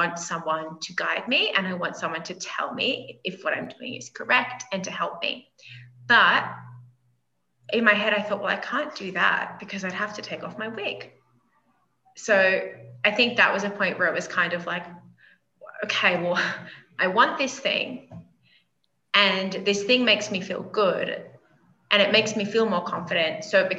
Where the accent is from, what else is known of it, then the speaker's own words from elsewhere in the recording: Australia; moved away as an adult; now in Colombia; Originally, I'm from Australia, but I've spent the last 9 years in Colombia, South America. So I've spent a lot of time kind of neutralizing my accent.